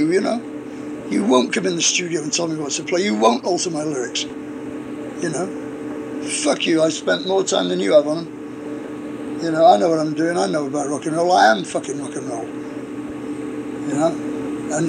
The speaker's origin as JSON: {"language": "English", "region": "England", "country": "United Kingdom"}